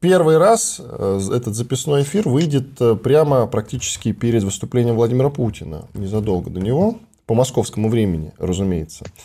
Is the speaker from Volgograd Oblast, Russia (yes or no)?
yes; Volgograd Oblast, Russia; я из Волгоградской области